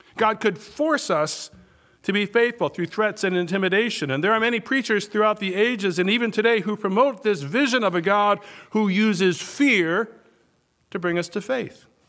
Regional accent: Minnesota, United States; now in Wisconsin, United States; I grew up in Minnesota

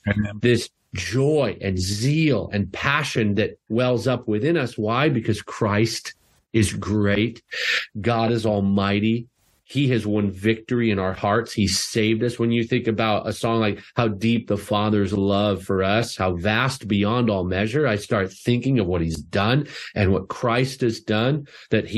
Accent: Canada; I'm Canadian

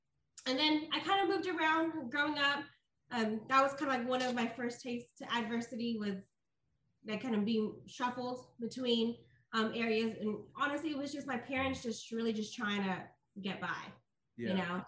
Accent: Oakland, California, United States; I was born and raised in Oakland, California. Okay. And I grew up in the street where it was probably the worst street ever.

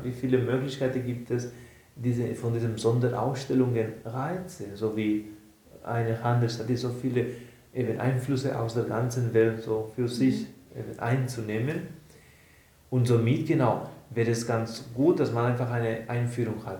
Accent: Barcelona, Catalonia, Spain; now in Aargau, Switzerland; von meiner Heimat, von Barcelona

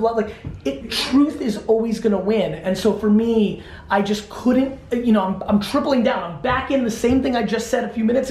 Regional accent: Belarus; now in United States; I was born in the Soviet Union.

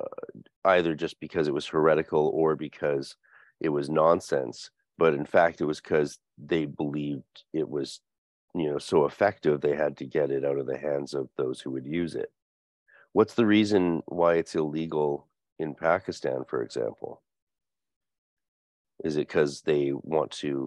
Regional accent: North Vancouver, British Columbia, Canada; as children growing up in North Vancouver

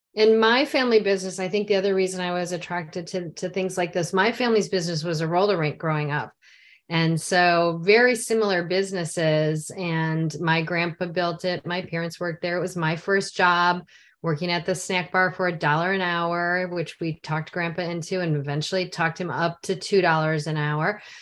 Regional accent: near Chicago, Illinois, United States; I grew up near Chicago

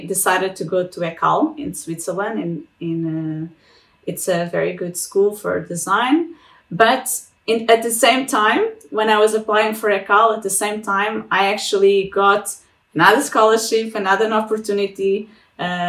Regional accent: Portugal; moved away as an adult; also born or lived in Lisbon / Treviso, Italy; I'm from Portugal

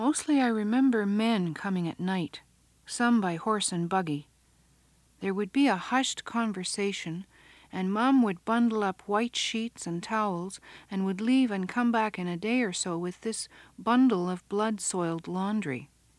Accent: England, United Kingdom; now in Canada; I never had a doctor ever since I come from England to Canada

